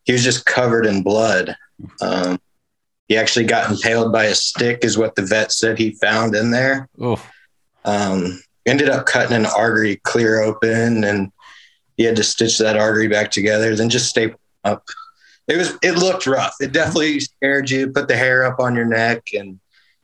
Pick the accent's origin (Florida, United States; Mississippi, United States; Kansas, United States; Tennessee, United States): Kansas, United States; Wichita; moved away as an adult; also born or lived in Montana; now in Paola, United States; I'm originally from Wichita, Kansas, but I'm now in Paola, Kansas, just south of Kansas City area.